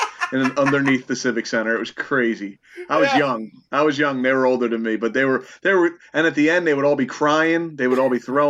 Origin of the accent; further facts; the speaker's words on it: Philadelphia, Pennsylvania, United States; I grew up in Philadelphia